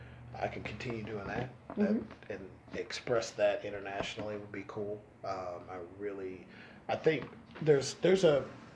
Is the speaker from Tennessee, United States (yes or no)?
yes; Oak Ridge, Tennessee, United States; also born or lived in Knoxville, Tennessee; I was born in Knoxville, grew up in Oak Ridge, went to Oak Ridge High School.